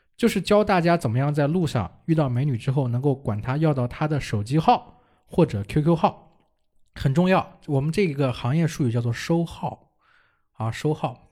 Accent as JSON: {"language": "Chinese", "country": "China", "said": "我们中国人"}